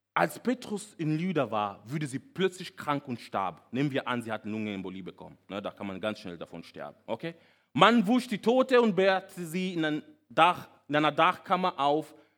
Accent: Kenya; German is a second language; moved away as an adult; now in Germany; Ich bin nämlich nicht hier aufgewachsen, ich bin in Kenia aufgewachsen.

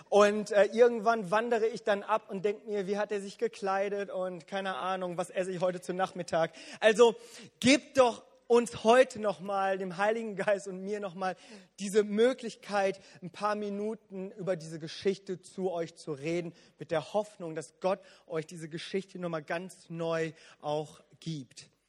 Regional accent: South Korea; wo ich als Koreaner und als Pastor immer wieder mit konfrontiert werde, wo es dann immer heißt, ihr Koreaner, ihr betet immer so viel

